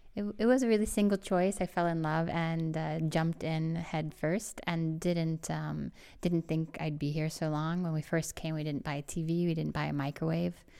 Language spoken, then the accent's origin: English; St. Louis, Missouri, United States; moved away as an adult; also born or lived in Illinois; I grew up in Saint Louis, Missouri